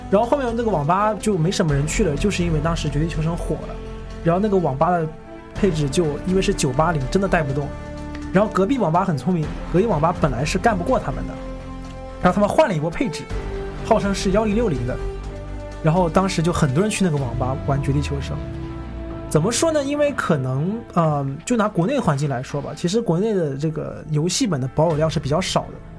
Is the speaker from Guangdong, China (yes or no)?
yes; Shenzhen, Guangdong, China; 我是深圳人